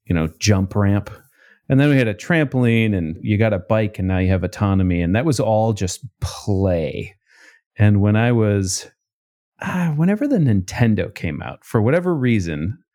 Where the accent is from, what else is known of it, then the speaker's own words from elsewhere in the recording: St. Cloud, Minnesota, United States; Yeah, St. Cloud, next to a park. That, Where's St. Cloud? Minnesota.